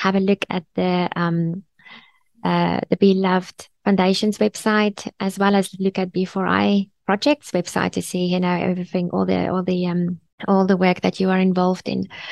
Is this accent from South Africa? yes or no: yes; Bloemfontein, Free State, South Africa; moved away; I'm from Bloemfontein, originally